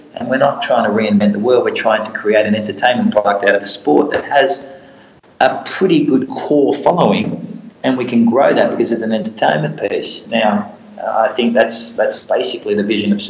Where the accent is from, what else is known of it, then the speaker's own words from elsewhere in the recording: Australia; now in Singapore; I grew up in Australia